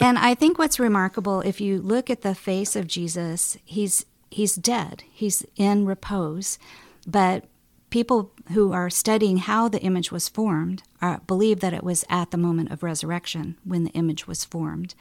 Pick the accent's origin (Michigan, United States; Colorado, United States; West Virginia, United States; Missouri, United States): Colorado, United States; Boulder; I grew up in Boulder, Colorado